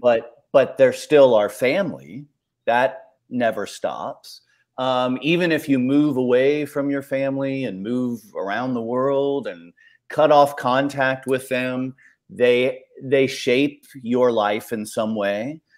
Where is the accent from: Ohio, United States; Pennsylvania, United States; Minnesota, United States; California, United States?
Ohio, United States; I grew up in Ohio